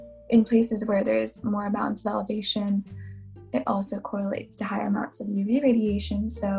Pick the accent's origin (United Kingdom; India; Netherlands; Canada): India; So I'm Indian, and that means that in India, they receive quite a lot of sunlight